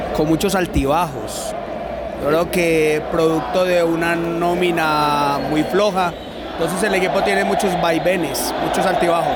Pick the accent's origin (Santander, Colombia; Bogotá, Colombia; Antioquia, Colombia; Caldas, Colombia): Caldas, Colombia; Manizales; Yo de, Manizales? del barrio La Arboleda.